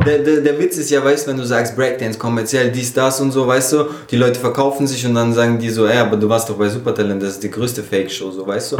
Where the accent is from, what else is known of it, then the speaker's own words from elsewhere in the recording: Lörrach, Baden-Württemberg, Germany; moved away; ich komme aus Lörrach eben ursprünglich, das ist direkt bei Basel an der Schweizer Grenze